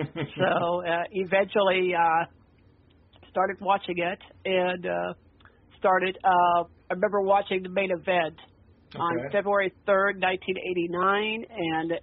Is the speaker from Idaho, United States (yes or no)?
yes; Meridian, Idaho, United States; also born or lived in Twin Falls, Idaho / Boise, Idaho; I was born in November 6, 1973, in Idaho Falls, Idaho, which is the southeastern part of Idaho, and then we moved to Twin Falls, then moved to Boise, and then moved to Meridian, where I live.